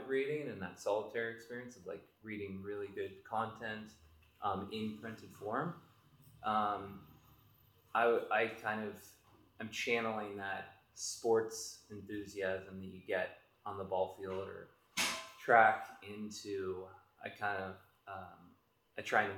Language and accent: English; Pittsburgh, Pennsylvania, United States; also born or lived in Boston / New York; I grew up in Pittsburgh. I'm there now